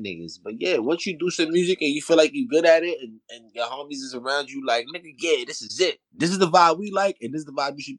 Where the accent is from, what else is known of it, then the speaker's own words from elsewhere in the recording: New York City, New York, United States; I'm really from Soundview Projects. Like, you know, Stevenson Commons